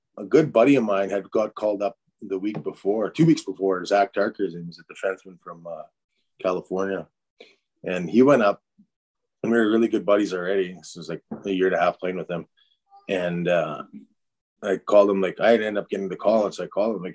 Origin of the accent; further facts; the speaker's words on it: Saskatchewan, Canada; I'm from Saskatchewan